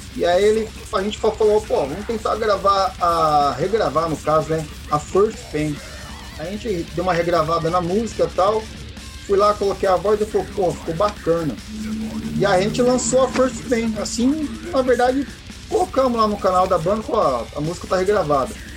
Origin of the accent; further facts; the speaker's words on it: Guarulhos, São Paulo, Brazil; nós somos de Guarulhos